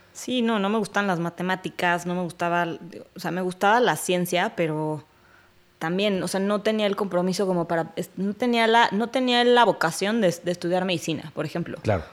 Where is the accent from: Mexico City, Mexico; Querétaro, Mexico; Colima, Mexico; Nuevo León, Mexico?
Mexico City, Mexico; Soy de la Ciudad de México, originaria